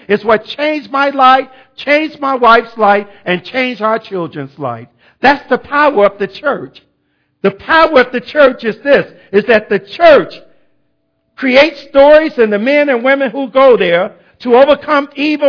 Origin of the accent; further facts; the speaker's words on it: Chicago, Illinois, United States; moved away; I was from Chicago